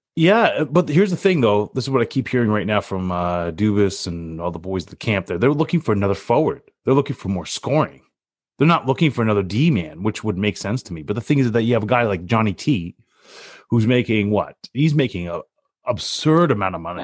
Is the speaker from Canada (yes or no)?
yes; Canada; being Canadian